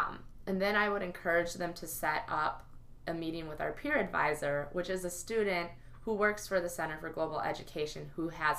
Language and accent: English; United States; because I'm American Muslim, what am I going to do about this?